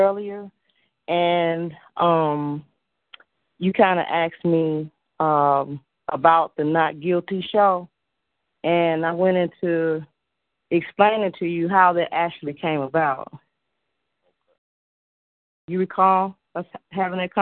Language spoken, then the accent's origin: English; Chicago, Illinois, United States; I grew up in Chicago where there were Catholic churches around me